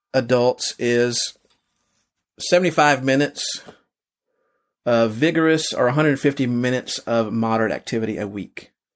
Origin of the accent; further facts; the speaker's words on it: Texas, United States; I grew up he, here in Texas. I've lived other places